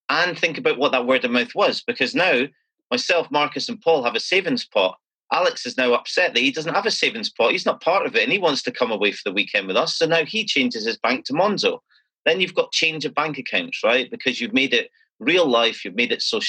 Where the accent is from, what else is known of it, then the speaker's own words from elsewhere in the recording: Scotland, United Kingdom; as a Scottish person